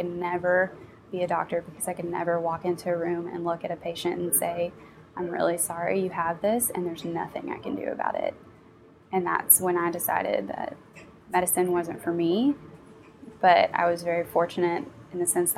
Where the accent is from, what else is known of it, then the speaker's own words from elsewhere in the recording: Kentucky, United States; I'm actually a product of Appalachia. I grew up in Greenham County, Kentucky, which is about 2.5 hours east of here in a very rural area